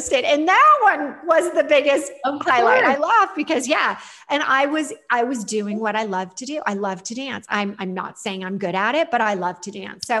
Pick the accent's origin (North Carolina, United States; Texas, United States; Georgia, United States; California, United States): California, United States; Los Angeles; I'm not from New Jersey. I'm from